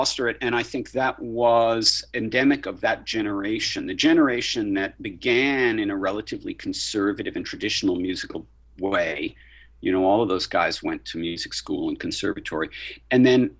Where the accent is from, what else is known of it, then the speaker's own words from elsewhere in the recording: New York, United States; I'm a New Yorker